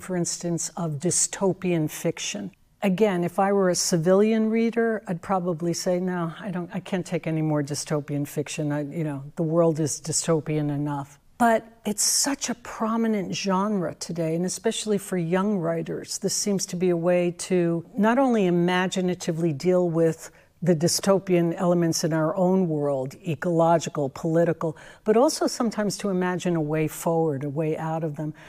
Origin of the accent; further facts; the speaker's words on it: New York, United States; I'm a native New Yorker.